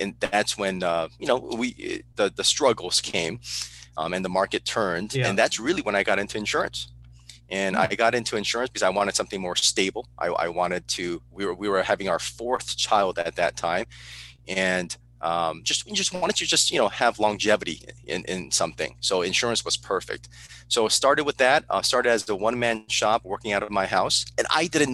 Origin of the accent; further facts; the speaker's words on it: Burbank, California, United States; also born or lived in Seoul, South Korea / San Diego, California / Okinawa, Japan; I was raised in Burbank, California